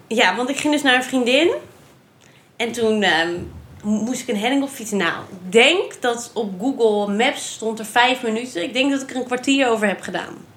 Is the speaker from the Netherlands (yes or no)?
yes; Randstad, Netherlands; now in Nijmegen, Netherlands; ik kom uit de Randstad